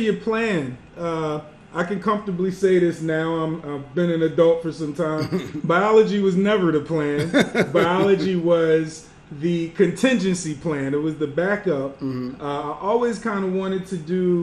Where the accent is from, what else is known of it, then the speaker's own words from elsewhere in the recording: Delaware, United States; also born or lived in Philadelphia, Pennsylvania; I was born in Philly, raised in Delaware